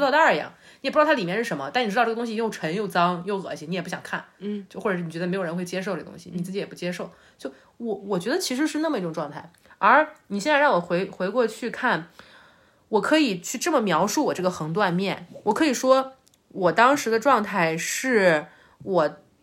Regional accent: China; 我们就是中国人最熟悉的这个这个文化范式嘛

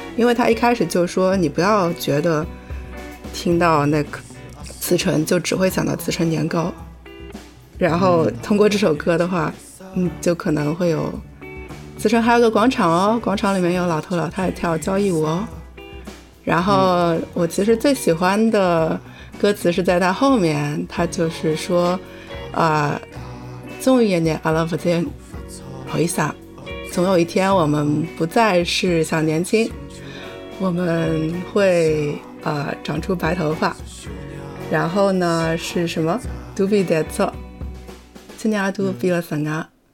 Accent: Ningbo, Zhejiang, China; 我老家是宁波的嘛

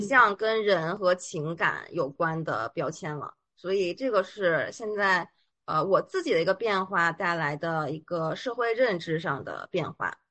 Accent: Beijing, China; moved away as an adult; now in Shanghai, China; 因为我是北京人嘛，然后就一直在北京工作

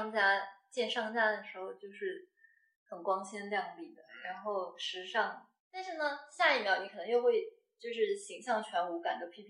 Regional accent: Zhejiang, China; also born or lived in Chongqing; now in Shanghai, China; 我是浙江人，

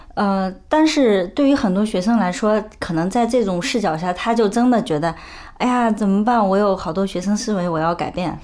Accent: China; 我们中国人有一个特别根深蒂固的习惯

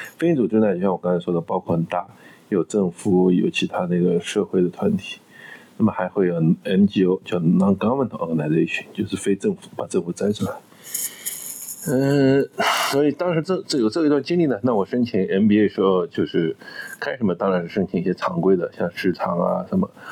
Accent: China; also born or lived in United States; 我们中国人

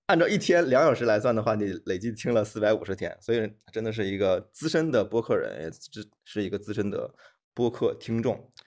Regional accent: China; 我们作为中国人

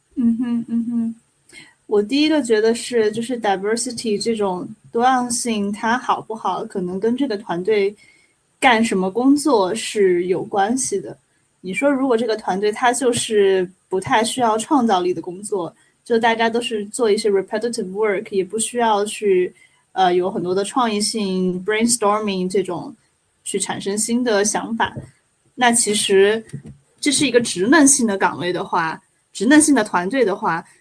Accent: China; now in Germany; 我来自中国的

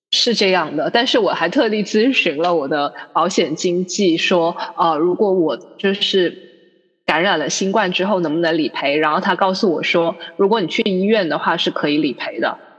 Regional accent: Guangzhou, Guangdong, China; 我们广州人

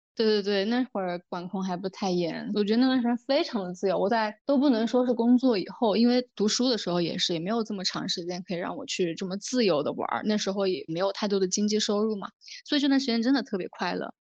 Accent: Changsha, Hunan, China; moved away as an adult; also born or lived in Beijing; 现在是我一个人生活在长沙，我会觉得就挺好的，我主业的领导也很欣赏我，然后我各种副业探索得也还不错，也有一些我从小到大的朋友在这儿，家人也在这儿

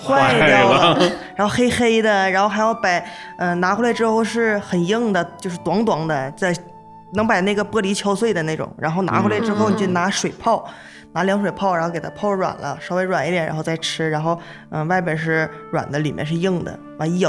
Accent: Heilongjiang, China; moved away as an adult; also born or lived in Harbin / Shenyang; now in Chengdu, China; 我们黑龙江那边

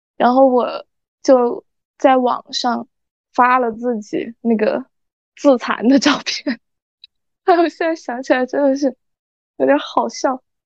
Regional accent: Sichuan, China; accent: Sichuanese; 差点就说四川话了

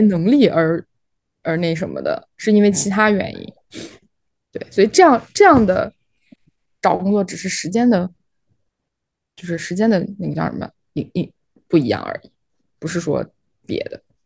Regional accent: Shaanxi, China; moved away; also born or lived in Shanghai; 因为我之前小时候是在陕西，那个是属于北方

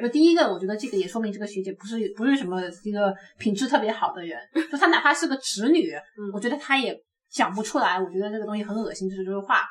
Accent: China; 我们大陆呢

